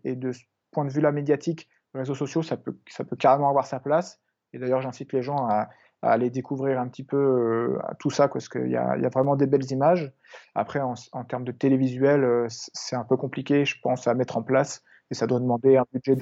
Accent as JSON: {"language": "French", "town": "Biville", "region": "Normandy", "country": "France", "tie": "born or raised there", "moved": "yes", "said": "là où j'ai grandi, là où mes parents vivent encore, en, Normandie, à Biville"}